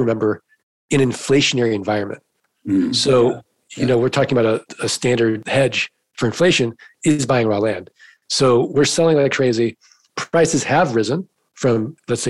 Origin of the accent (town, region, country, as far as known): St. Louis, Missouri, United States; now in Arizona, United States